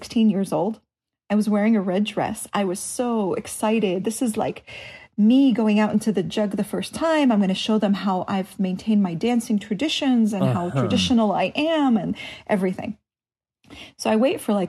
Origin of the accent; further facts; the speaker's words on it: United States; as an American